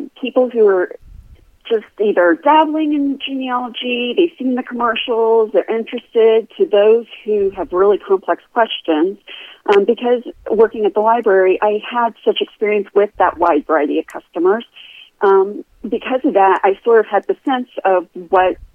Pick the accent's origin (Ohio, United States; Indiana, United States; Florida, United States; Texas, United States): Florida, United States; moved away as an adult; I am from Florida. I was native born